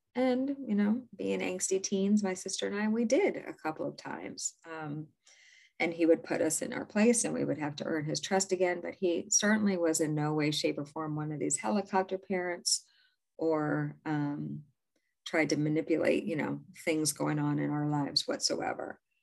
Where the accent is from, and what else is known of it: Illinois, United States; born or raised there; also born or lived in New York / Maine